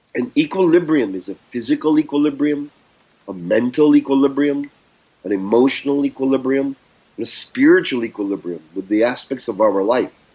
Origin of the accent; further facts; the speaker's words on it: Canada; accent: Canadian; I grew up in Canada.